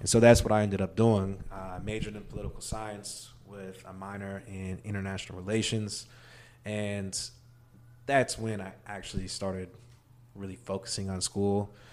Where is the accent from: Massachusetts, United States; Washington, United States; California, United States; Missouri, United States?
Missouri, United States; Maryville; I, uh, actually grew up in Maryville, Missouri, small town, rural Missouri